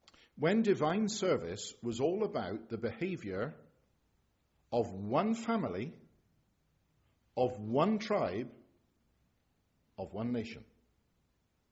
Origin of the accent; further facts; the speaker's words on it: England, United Kingdom; I'm an Englishman